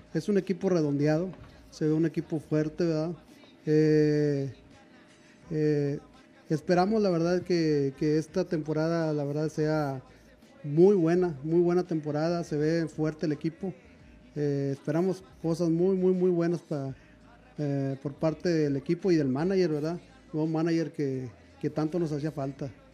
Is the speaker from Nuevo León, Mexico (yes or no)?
yes; Monterrey, Nuevo León, Mexico; soy de, aquí de Monterrey también